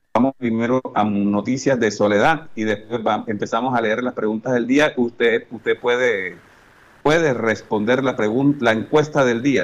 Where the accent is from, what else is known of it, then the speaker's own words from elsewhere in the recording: Colombia; como colombianos, como país